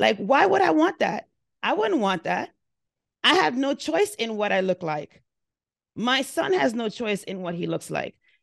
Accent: Jamaica; now in United States; I'm an immigrant as well. I lived in a very different country than the United States, and I lived in the United States for 37 years. I identify myself as Jamaican because that's who I am.

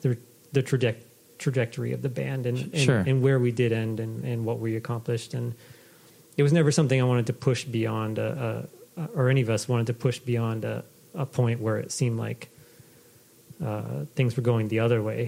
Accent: Maine, United States; moved away as an adult; also born or lived in Boston; I was born and raised in Maine.

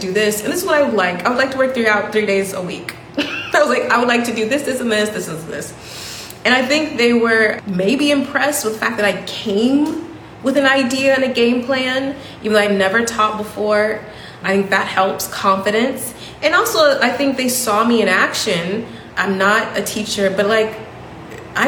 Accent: United States; moved away; a black woman from America speaking, you know, quite good English

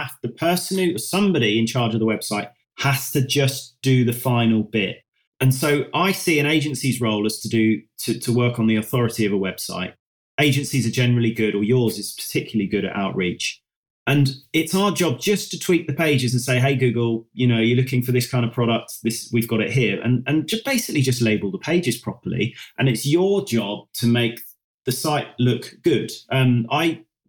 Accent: United Kingdom; we're British

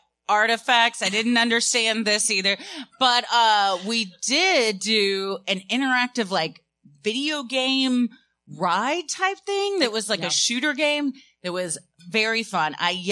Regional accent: Fort Worth, Texas, United States; I had never been there either because I grew up in Fort Worth. So our field trips, we didn't cross the border into Dallas.

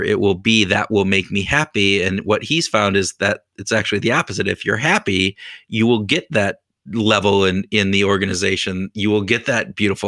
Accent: United States; Being an American

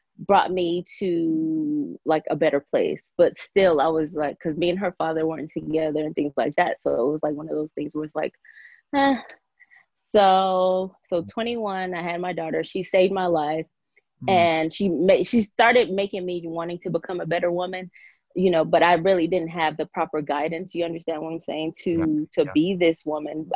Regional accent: Georgia, United States; also born or lived in Nigeria; I came here when I was seven or eight years old. And I pretty much grew up a Georgia girl

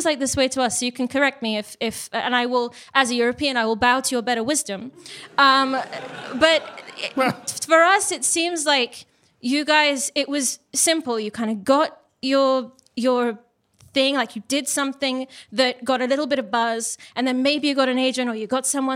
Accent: Cambridge, East of England, United Kingdom; also born or lived in London; I'm from Cambridge, actually

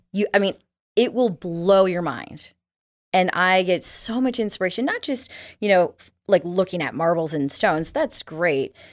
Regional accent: Arizona, United States; moved away; I grew up in Arizona

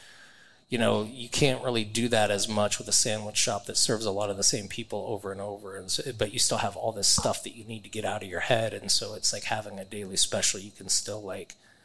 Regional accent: Omaha, Nebraska, United States; I'm from Omaha

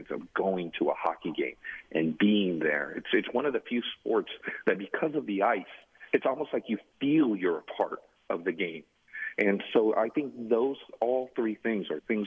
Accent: San Jose, California, United States; moved away as an adult; also born or lived in Mexico; now in Phoenix, United States; my hometown of San Jose, California

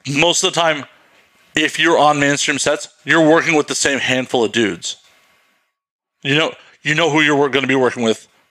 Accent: Midwest, United States; I grew up in the Midwest

